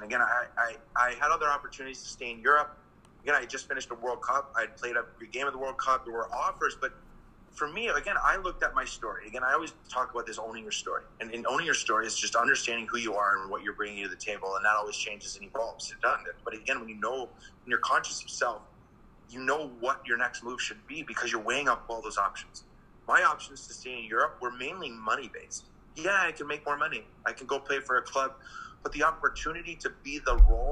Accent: Green Bay, Wisconsin, United States; moved away as an adult; also born or lived in England; I'm a kid from Green Bay, Wisconsin

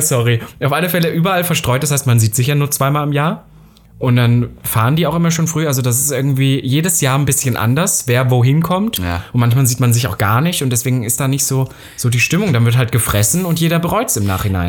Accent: Saxony-Anhalt, Germany; Nordhausen ist ja auch Sachsen-Anhalt, da wo ich herkomme

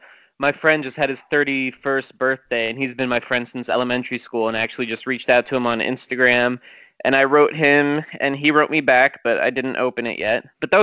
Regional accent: New Jersey, United States; we grew up together in New Jersey elementary school

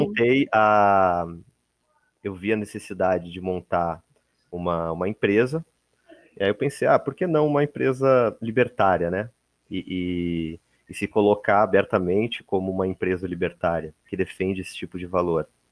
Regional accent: Porto Alegre, Rio Grande do Sul, Brazil; eu sou de Porto Alegre, Rio Grande do Sul

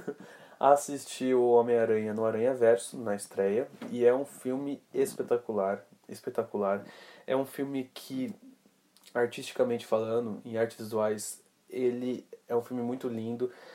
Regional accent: Brazil; a gente é brasileiro

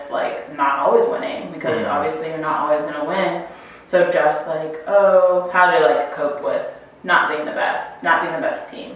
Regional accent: Chantilly, Virginia, United States; I'm from Virginia, Fairfax County, Chantilly.

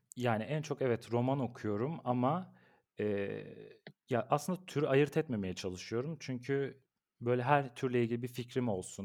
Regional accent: Ankara, Turkey; Ben bin dokuz yüz doksan Ankara doğumluyum. Eee, bütün ömrüm Ankara'da geçti

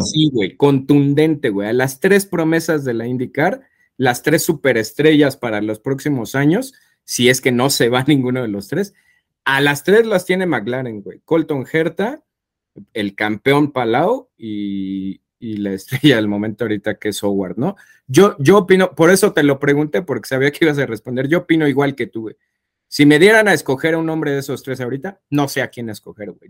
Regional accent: Mexico; somos mexicanos

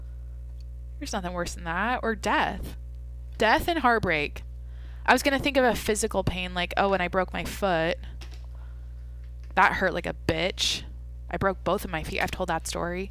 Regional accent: Skagit Valley, Washington, United States; My hometown is famous for the Skagit Valley Tulip Festival

